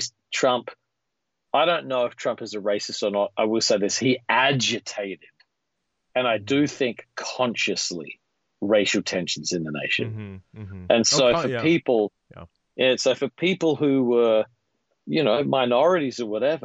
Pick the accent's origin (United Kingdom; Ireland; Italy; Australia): Australia; moved away as an adult; now in United States; growing up in Australia